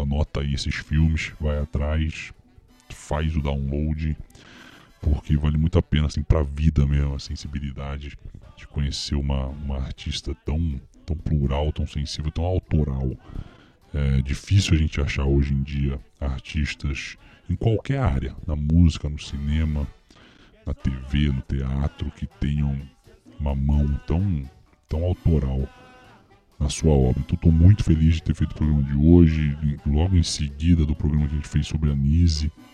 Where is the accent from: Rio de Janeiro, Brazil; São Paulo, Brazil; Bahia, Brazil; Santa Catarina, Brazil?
Rio de Janeiro, Brazil; eu que sou carioca